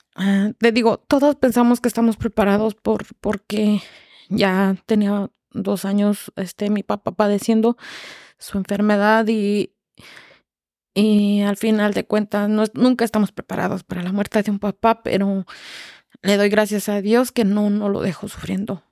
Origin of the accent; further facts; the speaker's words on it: Irapuato, Guanajuato, Mexico; moved away as an adult; Yo soy de Irapuato, Guanajuato, bueno, un pueblito de Irapuato, Guanajuato, se llama La Trinidad Temascatío